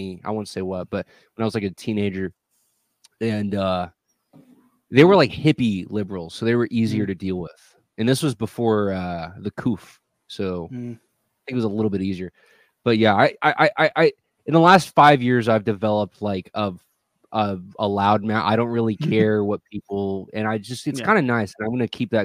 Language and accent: English; Texas, United States; I'm from Texas